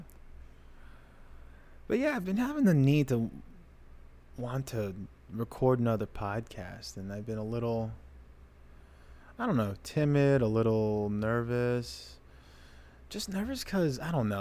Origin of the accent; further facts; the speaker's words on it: United States; I'm American